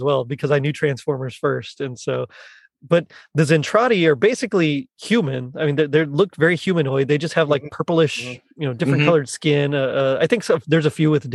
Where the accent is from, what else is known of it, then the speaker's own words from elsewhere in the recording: South Texas, United States; We're from South Texas, man. Everybody's Hispanic there